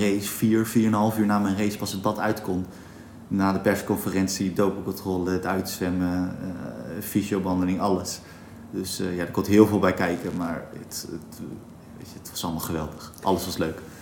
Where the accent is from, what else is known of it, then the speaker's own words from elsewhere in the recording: Katwijk, South Holland, Netherlands; ik ben in Katwijk geboren